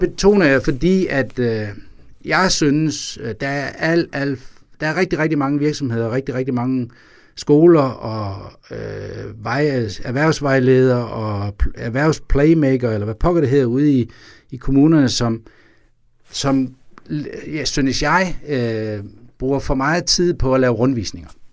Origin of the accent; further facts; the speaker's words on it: Vejle, Southern Denmark, Denmark; Vejle, hvor jeg kommer fra